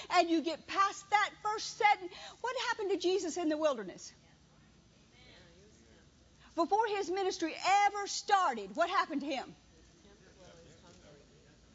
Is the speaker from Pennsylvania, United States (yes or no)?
no; Louisiana, United States; moved away as an adult; also born or lived in Mississippi; I was from Louisiana.